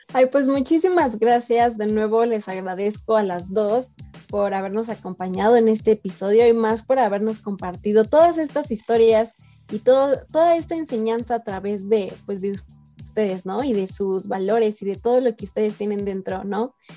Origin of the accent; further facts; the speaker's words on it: Mexico; como mexicanos